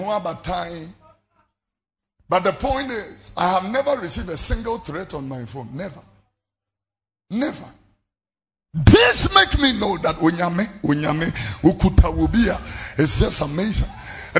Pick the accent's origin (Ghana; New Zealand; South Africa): Ghana; close to my hometown at Abipotia